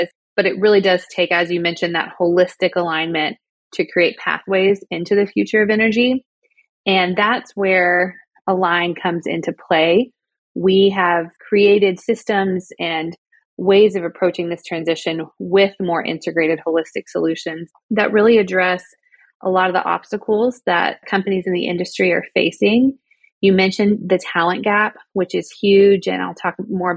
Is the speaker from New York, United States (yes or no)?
no; Georgia, United States; moved away as an adult; also born or lived in Southern California; now in Oklahoma, United States; my home state of Georgia